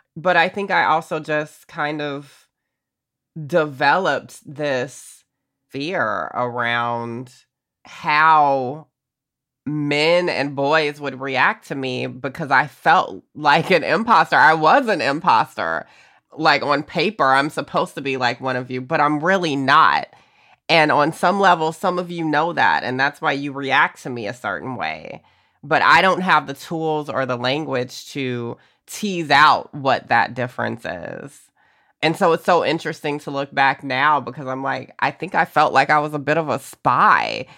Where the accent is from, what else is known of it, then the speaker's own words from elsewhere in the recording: Augusta, Georgia, United States; growing up in Georgia